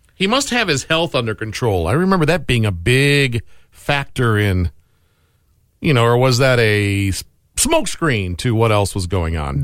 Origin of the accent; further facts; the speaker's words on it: Michigan, United States; moved away; my home state of Michigan